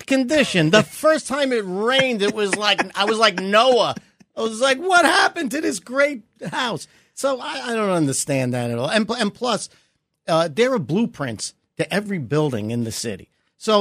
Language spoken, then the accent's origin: English; New York City, New York, United States; growing up in Brooklyn.